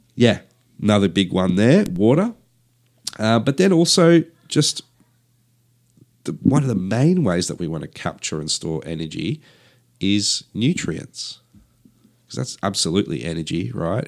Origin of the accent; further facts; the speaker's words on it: Perth, Western Australia, Australia; I grew up in Perth, uh, where Perth has, uh, yeah, quite a dry climate